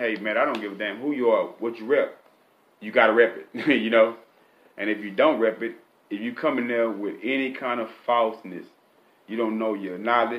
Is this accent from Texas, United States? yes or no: yes; Galveston County, Texas, United States; I'm from Galveston County, man. Lake Road, man.